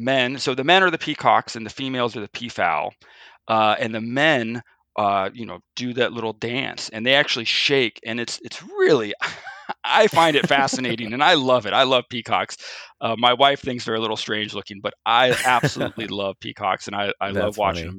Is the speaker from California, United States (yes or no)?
yes; Pasadena, California, United States; I grew up in Pasadena, right nearby where we get peacocks too.